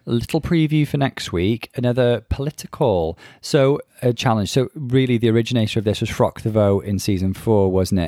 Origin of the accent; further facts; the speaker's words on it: Bangor, Wales, United Kingdom; accent: North Wales; he clocked my North Wales accent, and I... yes, I can confirm I'm from Bangor in North Wales